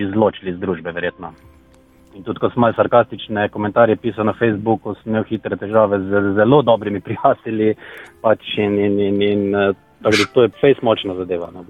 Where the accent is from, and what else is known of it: Slovenia